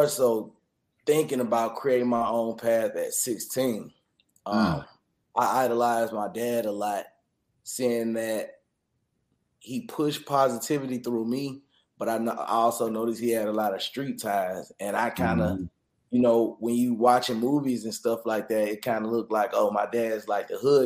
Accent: Atlanta, Georgia, United States; all my roots was in the West Side, so I still went over to school in the West Side

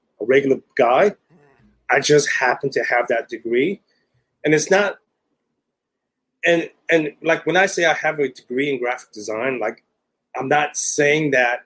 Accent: Silicon Valley, Northern California, United States; moved away as an adult; now in Southern California, United States; I'm originally from Silicon Valley, Northern California

